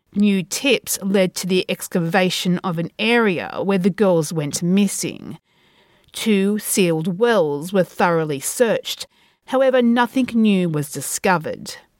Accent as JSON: {"language": "English", "country": "Australia", "tie": "born or raised there", "said": "from my hometown"}